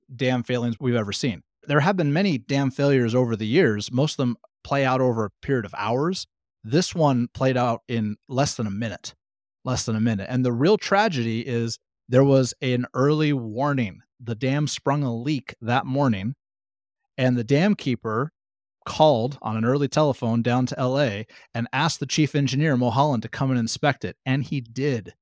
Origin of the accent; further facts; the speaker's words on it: Pacific Northwest, United States; also born or lived in Humboldt, California; I am born and raised in the Pacific Northwest